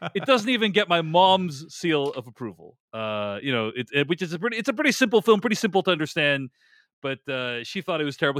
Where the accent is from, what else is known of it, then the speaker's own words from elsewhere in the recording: Boston, Massachusetts, United States; moved away as an adult; also born or lived in New York; I grew up in Boston. I spent the first, like, two decades of my life